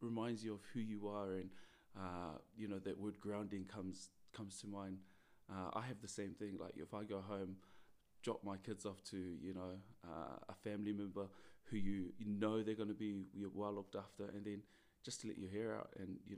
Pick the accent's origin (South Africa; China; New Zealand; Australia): New Zealand; moved away; Growing up in New Zealand, I was born in New Zealand.